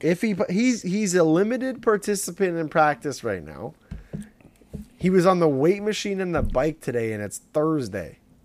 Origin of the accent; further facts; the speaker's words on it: Southern Ontario, Canada; we're from Southern Ontario